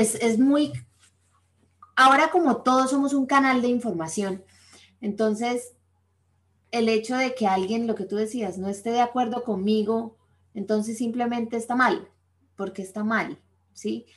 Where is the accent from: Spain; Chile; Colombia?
Colombia; moved away; somos colombianos y tenemos amigos allá